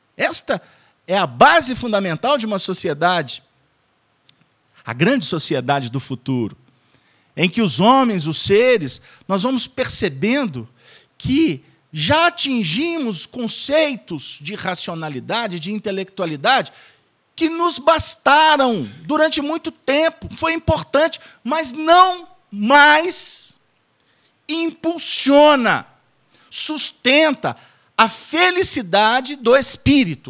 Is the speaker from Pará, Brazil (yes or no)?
no; Minas Gerais, Brazil; minha terra, que é Minas Gerais